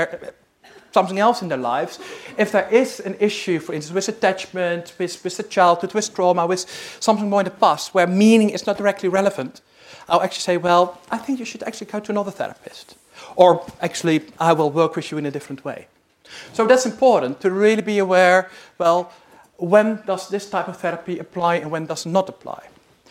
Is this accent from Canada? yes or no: no; Netherlands; moved away; I'm originally from the Netherlands